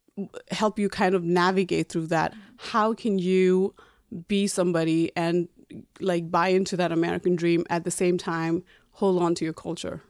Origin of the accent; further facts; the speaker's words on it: Nepal; now in New York, United States; I was born and raised in Nepal, and I came to America about twelve years ago.